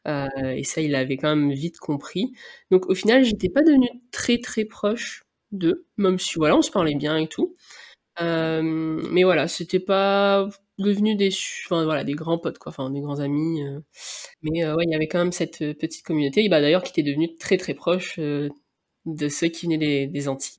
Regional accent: Réunion; moved away as an adult; also born or lived in Nantes, France / Rennes, France; now in France; je suis née, j'ai grandi à La Réunion

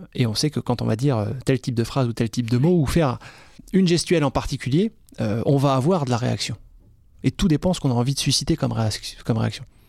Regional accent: France; also born or lived in Reims / Strasbourg / Scotland; quand on est français en Écosse

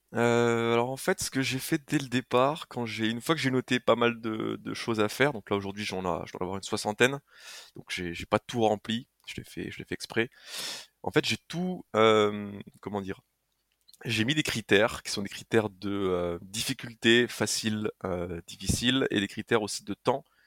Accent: Haute-Marne, Grand Est, France; je suis originaire de la Haute-Marne

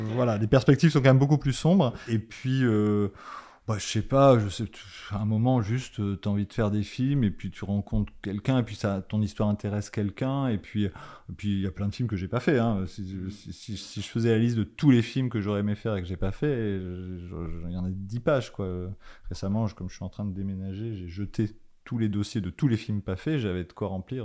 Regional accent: Paris, Île-de-France, France; je venais de Paris

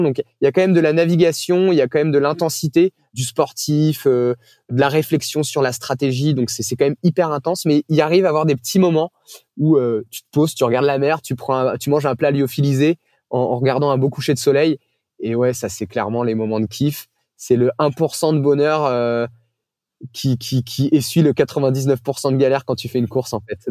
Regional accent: Brittany, France; j'ai grandi en Bretagne

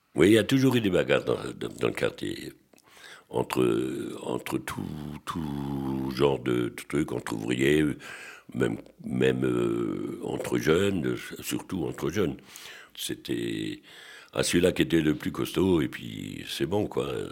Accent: Strasbourg, Grand Est, France; À l'école euh, où j'étais rue de l'Académie, mon, mon voisin de, de bon, il s'appelait M. Simon Schneider, que je pense que pas mal de Strasbourgeois doivent connaître

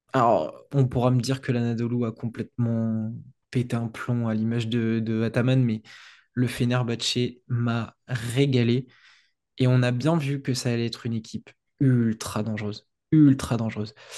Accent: France

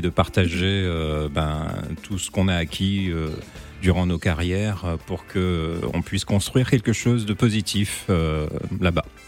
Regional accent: Martinique, France; je suis martiniquais, euh, fier de l'être

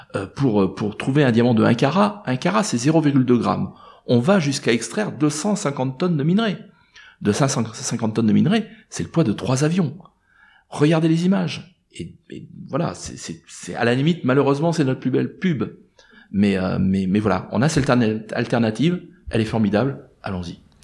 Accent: France; je suis français

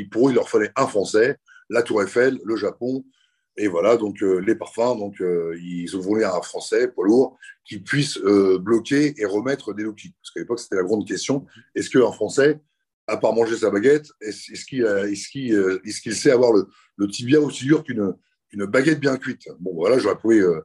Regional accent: Le Havre, Normandy, France; je suis né au Havre

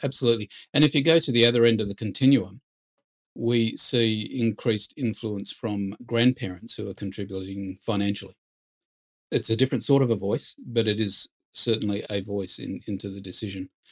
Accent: Perth, Western Australia, Australia; moved away as an adult; now in Sydney, Australia; I'm from Perth

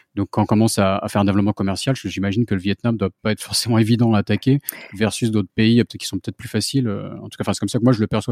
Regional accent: France; je suis français moi-même

